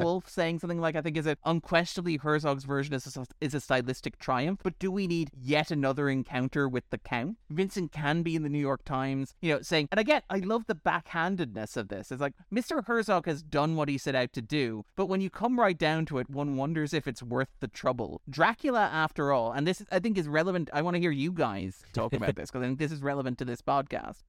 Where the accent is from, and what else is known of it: Ireland